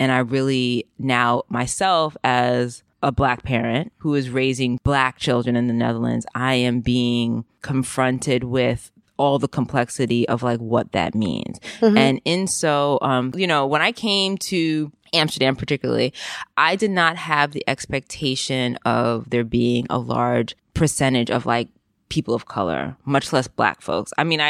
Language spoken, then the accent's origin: English; Jamaica; I mean, I knew because I'm Jamaican, but I don't think most people do.